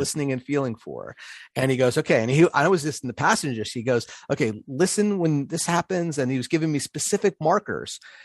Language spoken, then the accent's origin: English; Pittsburgh, Pennsylvania, United States; moved away; I recently spent some time in, in Pittsburgh, which is my, my hometown.